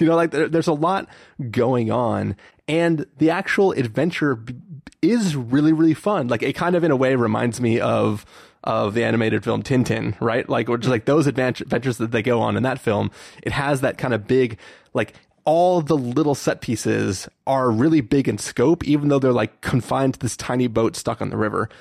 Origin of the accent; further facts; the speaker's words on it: San Diego, California, United States; We grew up in San Diego